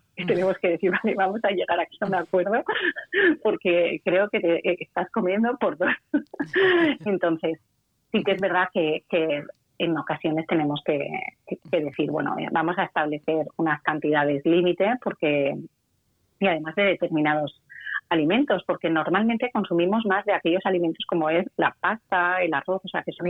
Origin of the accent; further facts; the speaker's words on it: Valencia, Valencian Community, Spain; yo soy de Valencia y aquí la gente dice